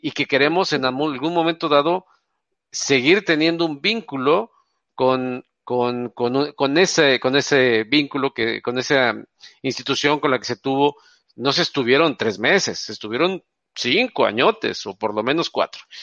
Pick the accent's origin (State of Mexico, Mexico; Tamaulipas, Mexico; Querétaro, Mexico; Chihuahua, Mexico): Tamaulipas, Mexico; Tampico; also born or lived in Veracruz; now in Monterrey, Mexico; yo no soy de Monterrey, soy de Tampico